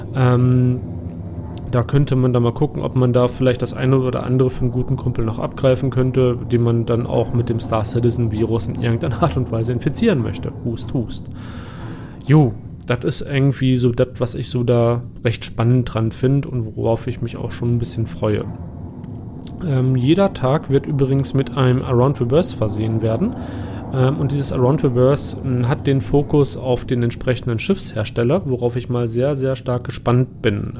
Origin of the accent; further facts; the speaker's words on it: Germany; mich persönlich als Deutscher